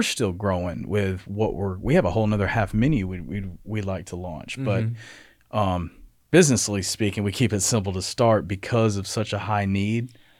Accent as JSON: {"language": "English", "town": "Athens", "country": "United States", "said": "So I'm from Athens, right outside of Athens, actually."}